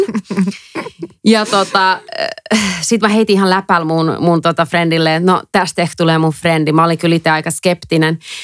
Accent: Helsinki, Uusimaa, Finland; moved away as an adult; also born or lived in England / Dublin; Mä oon suomenruotsalainen. Mä oon alun perin Helsingistä.

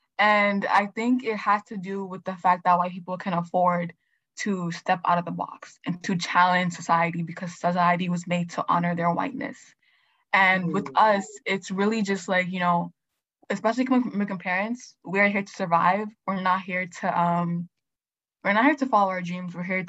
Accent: Nigeria; I was also raised by, like, West African parents. Like, I'm Nigerian.

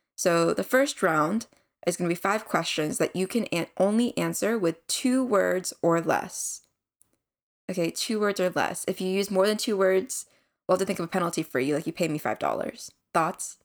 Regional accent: United States; we are Korean American siblings just out of college.

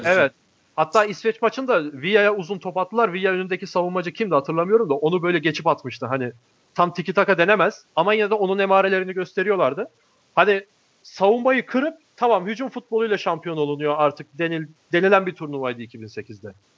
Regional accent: Alanya, Antalya, Turkey; ben ilkokulu Alanya'da okudum. Alanya'da büyüdüm ben.

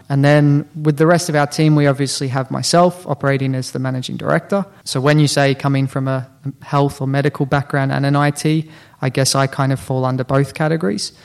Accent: Australia; moved away as an adult; also born or lived in New Zealand; now in Finland; originally from New Zealand, born and raised in Australia, and been living in Finland for about six years now.

